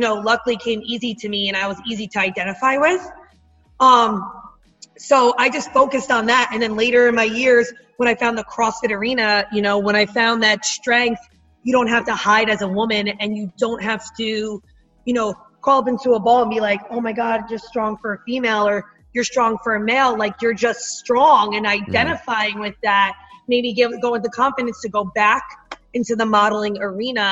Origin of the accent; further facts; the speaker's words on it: northern New Jersey, United States; accent: Jersey; I was raised, you know, in the northern part of New Jersey